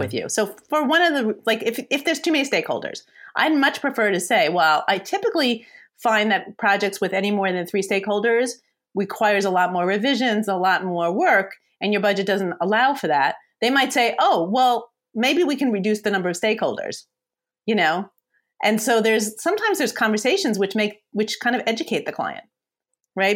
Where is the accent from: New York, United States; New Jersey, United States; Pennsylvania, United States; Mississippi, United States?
New York, United States; I'm a New Yorker